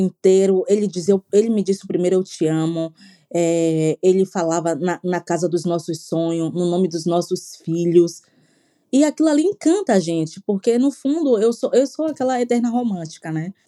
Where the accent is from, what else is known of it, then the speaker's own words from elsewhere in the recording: Salvador, Bahia, Brazil; moved away; sou soteropolitana